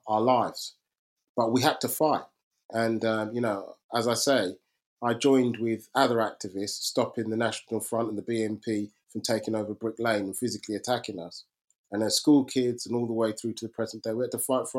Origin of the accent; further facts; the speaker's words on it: London, United Kingdom; I was growing up in East London